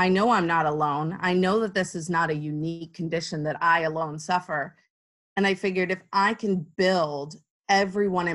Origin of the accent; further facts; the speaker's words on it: Arizona, United States; now in Houston, United States; I'm not originally from Houston. I'm originally from Arizona